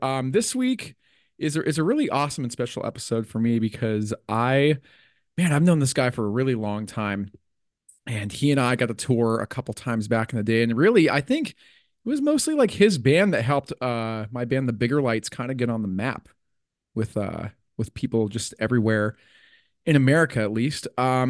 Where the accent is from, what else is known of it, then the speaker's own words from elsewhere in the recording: Utah, United States; I grew up in Utah, right? Going to like punk rock shows and stuff like that when I was in like middle school and high school